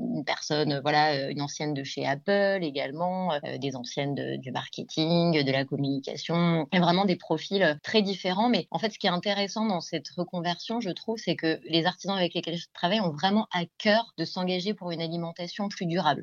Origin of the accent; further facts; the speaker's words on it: Val-d'Oise, Île-de-France, France; je viens d'Île-de-France, euh, du, du, 95